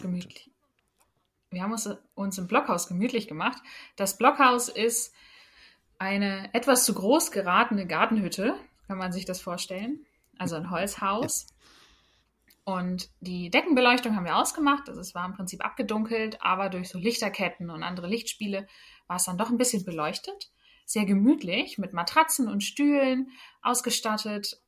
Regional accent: Germany; Ich äh, komme aus einem kleinen Dörfchen in der Nähe von Bremen

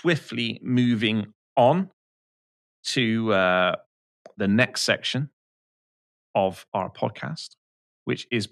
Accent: United Kingdom; I am British

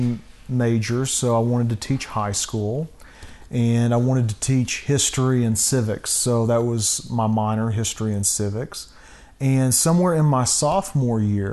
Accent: Kiowa, Oklahoma, United States; moved away as an adult; also born or lived in Tulsa, Oklahoma; now in Colorado Springs, United States; I grew up in a really rural community, about 700 people in my town, a little town called Kiowa, Oklahoma

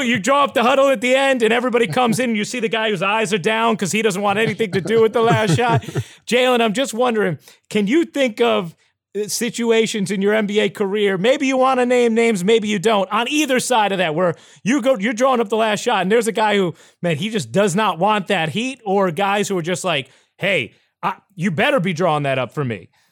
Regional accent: New York, United States; I grew up in New York

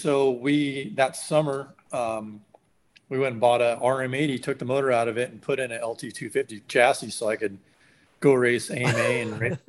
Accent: Pacific Northwest, United States; now in California, United States; But, it was interesting growing up in the Northwest. And that was, you know, that was partly why I ended up moving to California later on

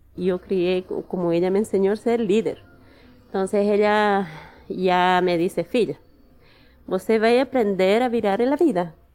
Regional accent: Oruro, Bolivia; Portuguese is a second language; moved away as an adult; also born or lived in Challapata, Bolivia; now in Brazil; Eu sou de Oruro e nasci em Chayapata.

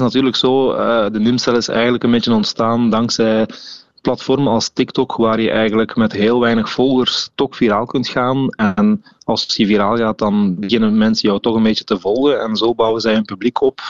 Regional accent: Veldegem, Flanders, Belgium; we zijn allemaal wel afkomstig van een klein dorp, zoals ik. Ik kom uit Veldegem

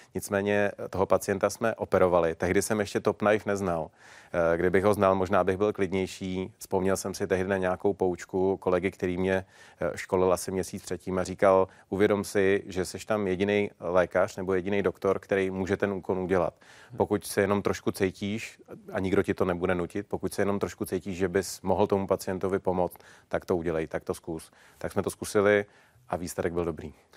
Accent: Czechia; my jako Češi

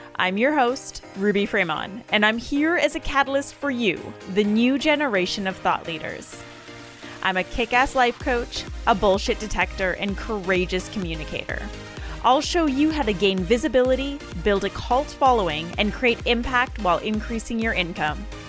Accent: Vancouver, British Columbia, Canada; moved away as an adult; My entire fucking family is in Vancouver, they're in Canada. It's where I'm from

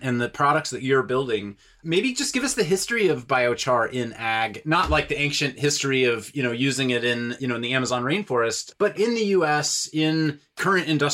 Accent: Kansas, United States; I grew up in Kansas

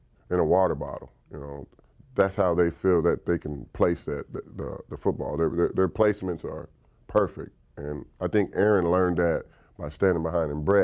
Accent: Dallas, Texas, United States; moved away; the Cowboys, my hometown team

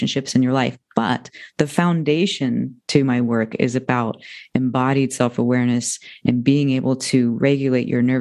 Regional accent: United States; now in Ojai, United States; I'm from outside of Washington, D.C. So I made the East Coast to West Coast transition

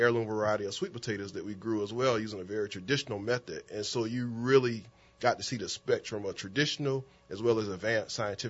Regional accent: Paxville, South Carolina, United States; now in New Orleans, United States; I'm a country kid from South Carolina, Paxville. I grew up in Paxville. I went to school in Manning. I was raised on a family farm.

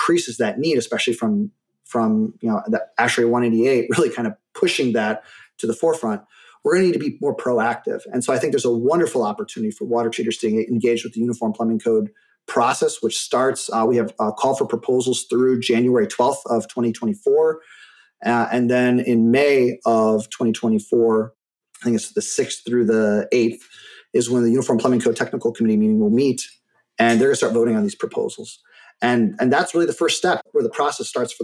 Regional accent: Michigan, United States; moved away as an adult; also born or lived in Germany; now in Phoenix, United States; where I grew up in Michigan

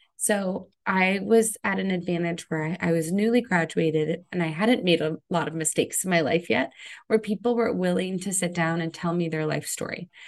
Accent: Connecticut, United States; I grew up in Connecticut, so I had a lot of exposure to New York growing up.

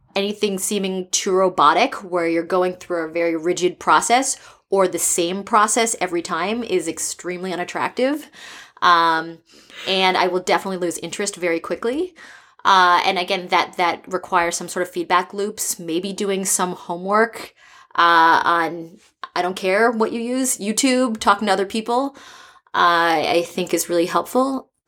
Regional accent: East Coast, United States; now in San Francisco, United States; I'm from the East Coast, and I've lived in four different countries.

